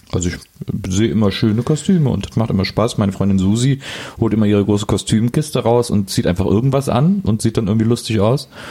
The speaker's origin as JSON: {"language": "German", "country": "Germany", "said": "als Deutscher"}